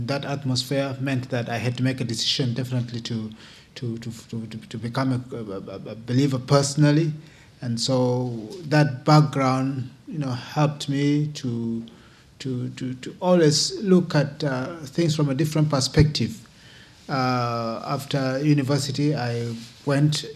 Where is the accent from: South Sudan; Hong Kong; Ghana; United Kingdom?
South Sudan; moved away; also born or lived in Uganda; I was born in South Sudan, and for the first 9 years of my life, my family moved to Uganda, and so was there as a refugee. Came back to South Sudan when I was 9